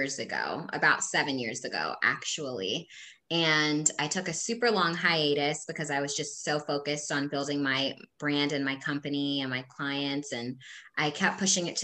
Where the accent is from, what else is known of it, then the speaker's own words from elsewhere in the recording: Havre de Grace, Maryland, United States; moved away as an adult; now in Hampton Roads, United States; I'm originally from Havertie Grace, Maryland. However, I have called Hampton Roads home now for a decade